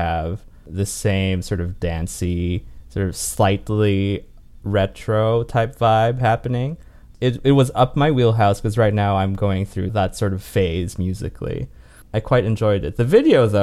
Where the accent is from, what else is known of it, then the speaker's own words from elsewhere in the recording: Winnipeg, Manitoba, Canada; I am Canadian. I'm from Winnipeg. Hello, from the center of nowhere.